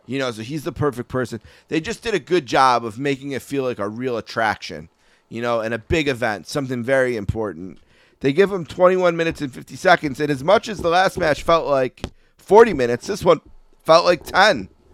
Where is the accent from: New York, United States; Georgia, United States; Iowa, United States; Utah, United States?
New York, United States; Buffalo; I'm from Buffalo, New York